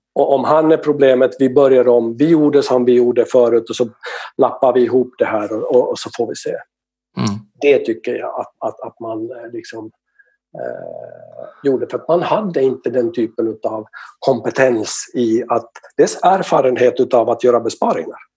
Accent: Finland; now in Sweden; Jag är från Finland

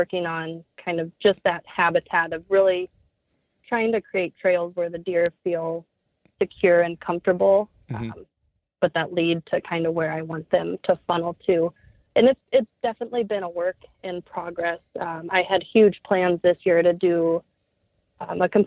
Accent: Omaha, Nebraska, United States; moved away as an adult; now in Iowa, United States; I grew up in Omaha, Nebraska, and then since then moved away for college

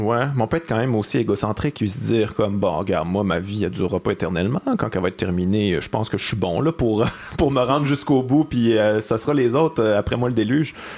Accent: Quebec City, Quebec, Canada; je viens de Québec. J'ai grandi avec les radios de Québec

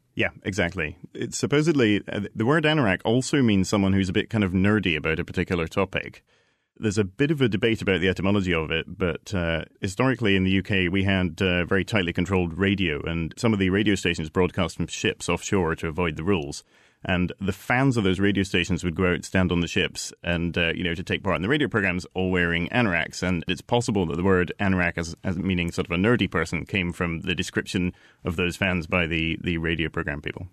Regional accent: Edinburgh, Scotland, United Kingdom; moved away; also born or lived in London; I grew up in Edinburgh. I lived in London for ten years

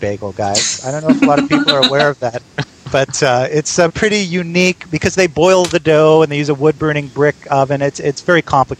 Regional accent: Montreal, Quebec, Canada; Heather, I'm sure we're related because I'm Canadian too. I grew up in Montreal, which is only a couple hours away.

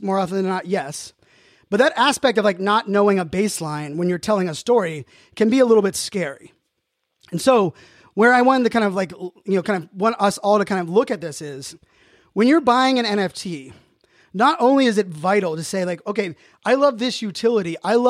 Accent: Pittsburgh, Pennsylvania, United States; I know most of you know I'm a proud Pittsburgh Steeler, Pittsburgh sports fan, born and raised in Pittsburgh.

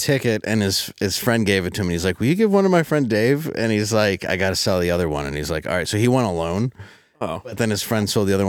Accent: Detroit, Michigan, United States; But I still love my hometown of Detroit

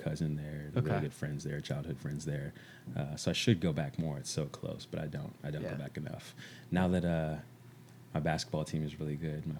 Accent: Houston, Texas, United States; also born or lived in Kansas State University, Kansas; Like West University, if you're familiar with Houston. Yeah, so. And I actually went to high school like down the street. So majority of my life consists in this one

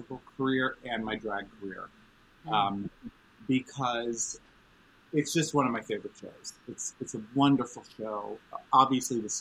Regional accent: New York City, New York, United States; growing up in New York City.

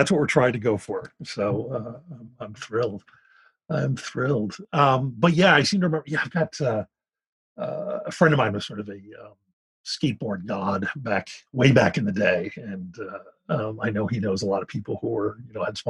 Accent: Philadelphia, Pennsylvania, United States; born or raised there

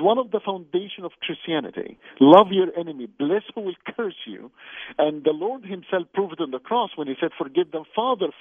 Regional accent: Canada; I'm Canadian, I live in Canada

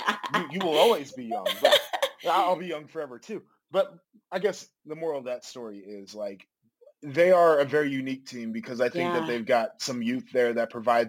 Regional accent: Nashville, Tennessee, United States; I was born in Nashville

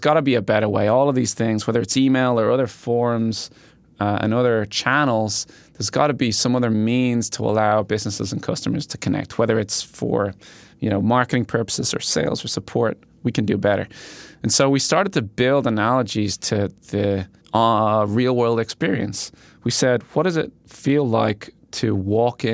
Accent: Ireland; moved away as an adult; I am from Ireland

